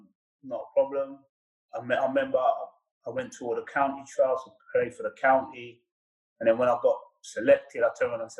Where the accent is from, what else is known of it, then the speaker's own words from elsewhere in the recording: England, United Kingdom; growing up in England, every kid's dream is to play football.